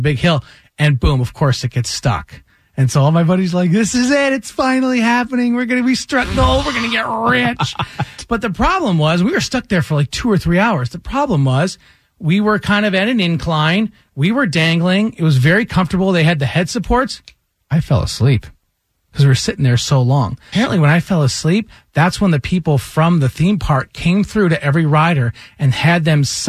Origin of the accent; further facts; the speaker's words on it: Michigan, United States; moved away; I grew up in Michigan